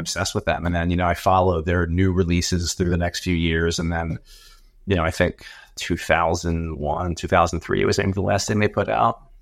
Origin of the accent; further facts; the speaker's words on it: Atlantic City, New Jersey, United States; I grew up in Atlantic City in South Jersey